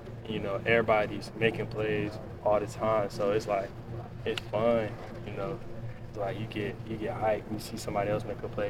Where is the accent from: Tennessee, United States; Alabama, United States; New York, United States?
Alabama, United States; Because I'm from Alabama, so, you know, just wanted to be by my family.